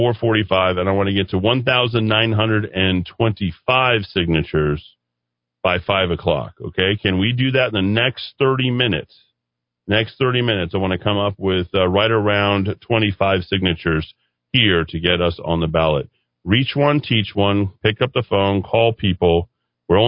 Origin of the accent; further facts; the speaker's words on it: New Mexico, United States; also born or lived in Nevada; I'm obviously from New Mexico, but we lived in Nevada